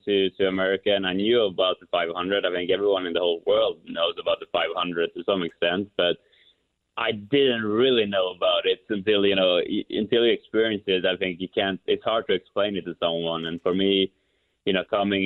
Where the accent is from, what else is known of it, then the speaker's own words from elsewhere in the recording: Kumla, Örebro County, Sweden; moved away; my hometown of Kumla, Sweden